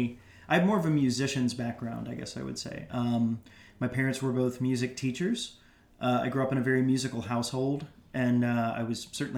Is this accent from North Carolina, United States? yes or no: yes; Greensboro, North Carolina, United States; moved away as an adult; also born or lived in New York; my hometown of Greensboro, North Carolina